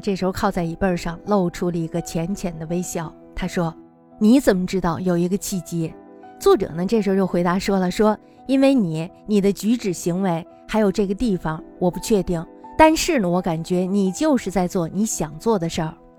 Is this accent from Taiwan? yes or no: no; China; 我们中国人的思考